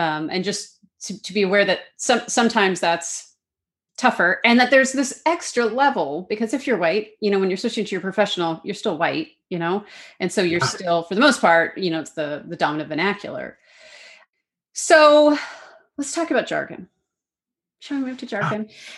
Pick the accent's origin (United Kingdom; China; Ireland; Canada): Canada; accent: Canadian; as my Canadian accent faded away for the most part, faded away, although I still have some quirks.